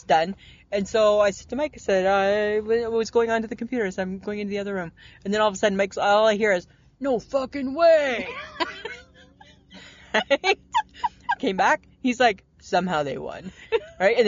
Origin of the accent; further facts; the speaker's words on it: Ontario, Canada; accent: Ontario; my Ontario accent